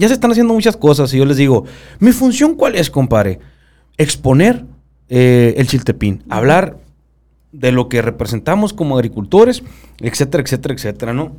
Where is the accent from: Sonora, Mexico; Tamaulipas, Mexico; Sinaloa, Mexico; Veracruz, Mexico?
Sonora, Mexico; accent: sonorense; hablo como sonorense